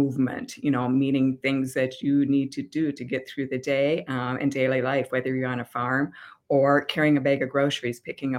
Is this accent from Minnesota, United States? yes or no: yes; Albert Lea, Minnesota, United States; also born or lived in Rochester, Minnesota; I was born in Albert Lea, Minnesota